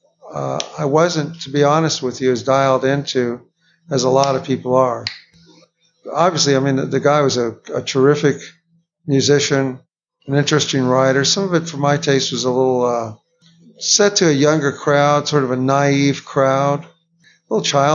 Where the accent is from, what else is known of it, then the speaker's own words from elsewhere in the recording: Ventura, California, United States; also born or lived in Waco, Texas / Santa Maria, California; I was out in California, age two, crawled out there. My parents quickly followed, and we took it from there. But I lived in Ventura, California for a good many of my formative years, and up to Santa Maria, California for high